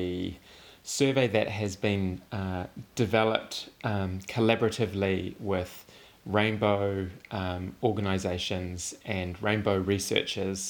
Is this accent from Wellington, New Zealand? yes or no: yes; Makara, Wellington, New Zealand; moved away; I'm originally from Makara, on the west coast of Whanganui Atara